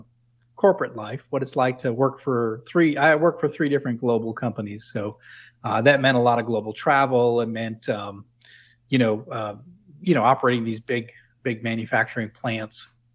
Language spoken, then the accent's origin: English; New England, United States; Well, to me, they spoke another language because I was from New England. I didn't quite understand what they were talking about.